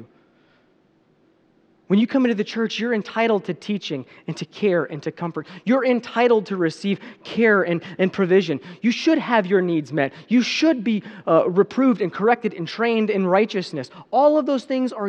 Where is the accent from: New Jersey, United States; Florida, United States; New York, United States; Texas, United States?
Texas, United States; I grew up in Texas. If the Bible Belt had a buckle, that'd be it